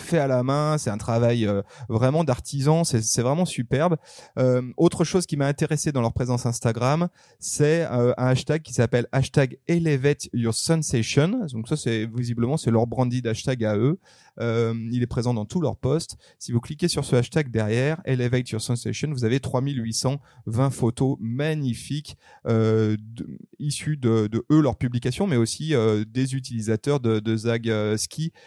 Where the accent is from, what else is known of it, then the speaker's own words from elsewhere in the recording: upper Arve valley, Auvergne-Rhône-Alpes, France; je suis né dans la Dynastar Valley, on va dire, c'est-à-dire dans la haute vallée de l'Arve